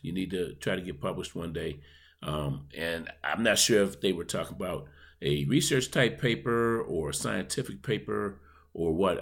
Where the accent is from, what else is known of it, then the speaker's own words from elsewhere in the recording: Buffalo, New York, United States; my hometown of Buffalo, New York